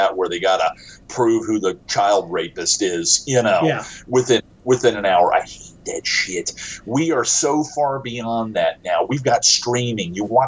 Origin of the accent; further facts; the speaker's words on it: United States; I am from the United States